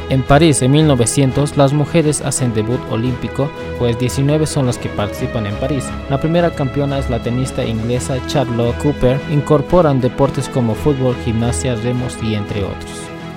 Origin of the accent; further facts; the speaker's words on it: Bolivia; mi país, Bolivia